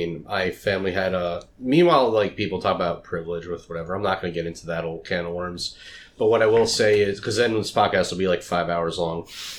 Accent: Lindenhurst, New York, United States; I grew up in Lindenhurst

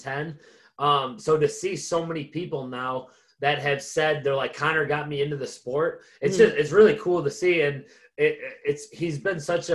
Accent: Buffalo, New York, United States; moved away as an adult; now in Tampa, United States; I grew up in Buffalo.

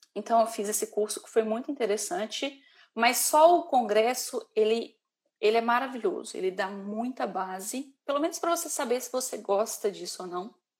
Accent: Brazil; moved away as an adult; now in Ireland; como boa brasileira

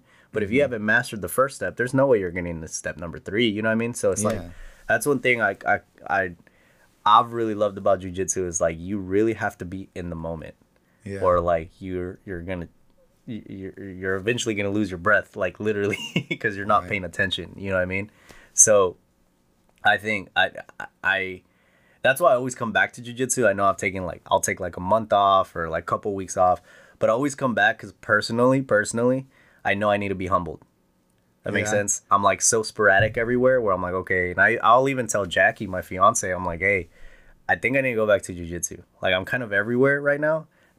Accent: Presidio, Texas, United States; But Lajitas is only about an hour away from my hometown of Presidio.

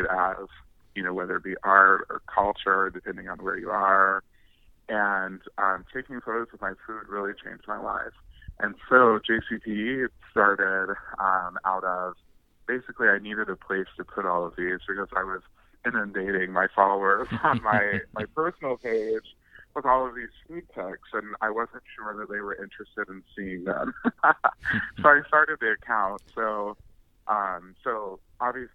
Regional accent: Russell County, Kentucky, United States; also born or lived in Danville, Kentucky / Bowling Green, Kentucky; now in Louisville, United States; I am originally a country boy, born and raised in Russell County, Kentucky

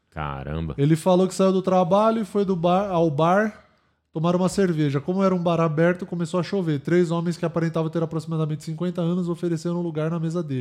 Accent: Minas Gerais, Brazil; Disseram que era uma cachaça de Minas. Porque eu sou de Minas, uai.

